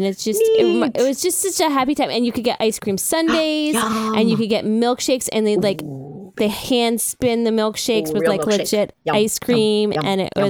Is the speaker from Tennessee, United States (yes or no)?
no; New York, United States; you know what I did have growing up in New York?